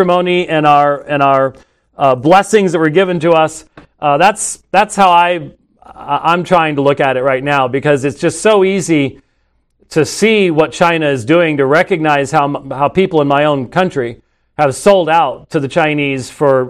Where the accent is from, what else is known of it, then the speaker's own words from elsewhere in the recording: Scotland, United Kingdom; I'm Scottish. So it's just sort of, you know, it's always raining and dreary in Scotland